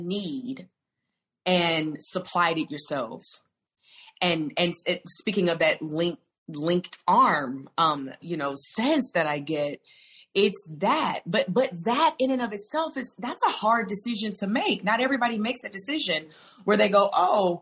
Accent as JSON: {"language": "English", "region": "the South", "country": "United States", "said": "I come from the South"}